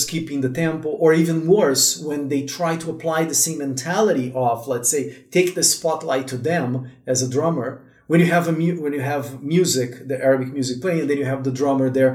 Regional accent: Brazil; I was born in Brazil, third, fourth generation from, like, immigrants that went to Brazil

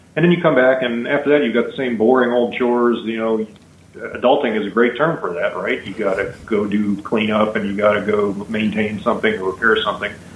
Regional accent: Pittsburgh, Pennsylvania, United States; moved away as an adult; now in Hawaii, United States; We like the weather here a lot better than the weather we grew up in in the East Coast

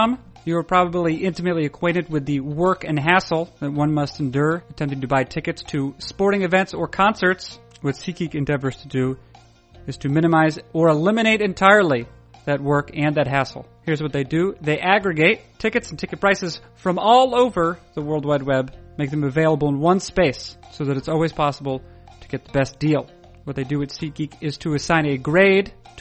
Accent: the East, East Coast, United States; growing up in the East

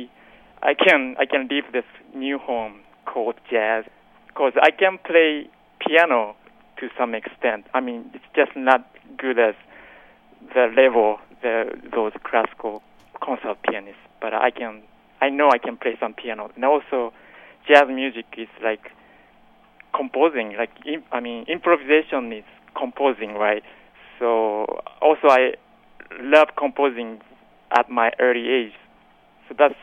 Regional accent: Tokyo, Japan; English is a second language; moved away as an adult; now in New York, United States; I was born in Tokyo, Japan, obviously. Grew up listening to all kind of music

